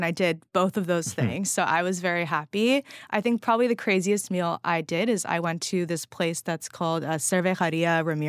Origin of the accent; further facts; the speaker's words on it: California, United States; I'm a Californian